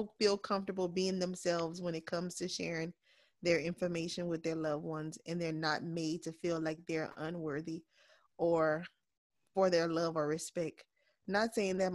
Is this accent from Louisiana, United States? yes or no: yes; Breaux Bridge, Louisiana, United States; my hometown of Brobridge, Louisiana.